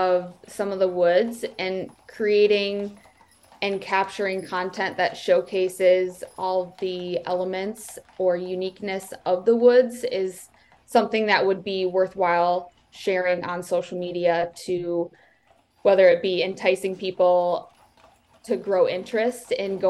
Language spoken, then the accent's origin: English; Traverse City, Michigan, United States; I grew up in Traverse City, Michigan